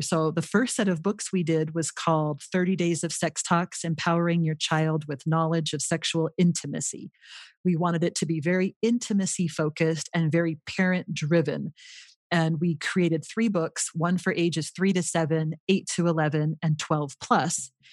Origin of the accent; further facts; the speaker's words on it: Los Angeles, California, United States; moved away as an adult; also born or lived in Utah; now in Rio Rancho, United States; I grew up in the Los Angeles area in California